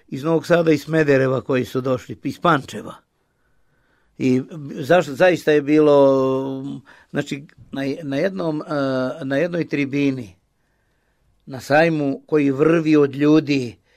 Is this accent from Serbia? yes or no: no; Timișoara, Timiș County, Romania; I ja dolazim iz Temišvara, iz nekog beskrajnog plavog kruga Miloša Crnjanskog, koji je najveći temišvarac među nama Srbima